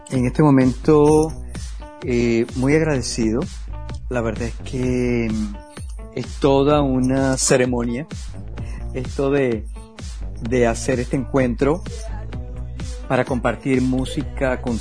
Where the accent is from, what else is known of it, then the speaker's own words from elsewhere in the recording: Venezuela; Yo vengo, vengo de Venezuela, de estar haciendo música pop, vengo de todo, vengo del rock and roll